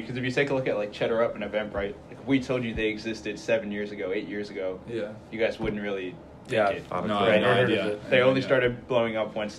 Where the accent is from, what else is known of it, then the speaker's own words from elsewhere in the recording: Calgary, Alberta, Canada; also born or lived in Saudi Arabia; now in Kingston, Canada; Born and raised in Calgary, but lived in Saudi for a little bit